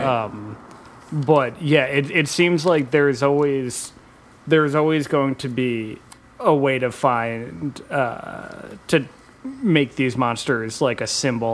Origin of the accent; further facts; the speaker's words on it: New York City, New York, United States; also born or lived in New Jersey; I grew up in New York City, and um, at, I was living in Jersey at the time of 9-11